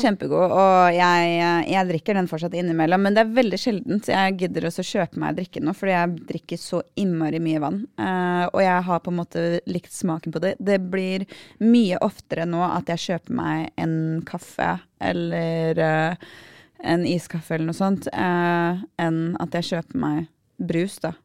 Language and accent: Norwegian; Aurskog, Akershus, Norway; Vi, vi, er på Aurskog